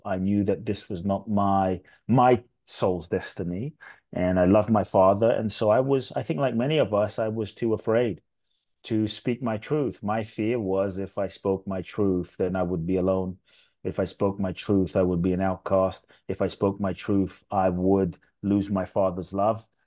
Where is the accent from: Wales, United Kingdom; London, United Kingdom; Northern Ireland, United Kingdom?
London, United Kingdom; moved away as an adult; also born or lived in Ghana; I grew up in London, uh, till I was eighteen. South London, Peckham, Brixton, Dulwich.